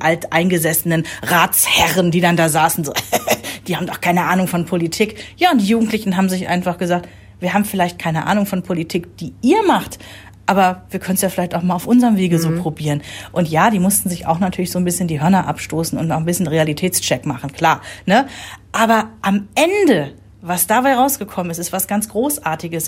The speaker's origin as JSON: {"language": "German", "country": "Germany", "tie": "born or raised there", "said": "ist seit über zehn Jahren Bürgermeister in meiner Heimatstadt"}